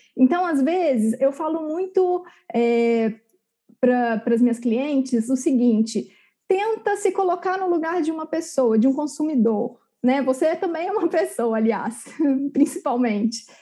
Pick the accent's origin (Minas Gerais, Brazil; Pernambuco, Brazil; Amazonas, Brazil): Minas Gerais, Brazil; Barroso; se você for lá na minha cidade, Barroso, no interior de Minas, de 20 mil habitantes